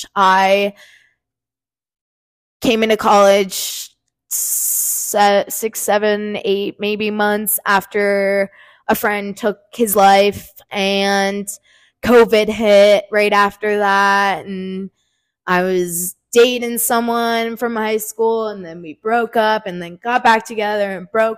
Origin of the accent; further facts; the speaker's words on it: New Jersey, United States; I'm from New Jersey, but I go to JMU